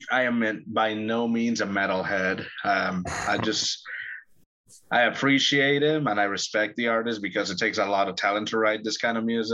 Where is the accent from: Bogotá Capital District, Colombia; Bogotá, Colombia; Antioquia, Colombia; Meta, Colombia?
Antioquia, Colombia; Medellín; Medellin, especially, the city where I come from